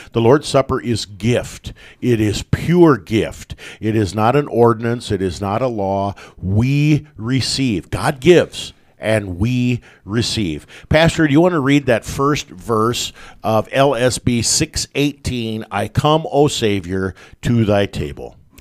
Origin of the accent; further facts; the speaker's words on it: West Point, Nebraska, United States; Growing up in, uh, my hometown, about a hundred miles north of Lincoln, up in West Point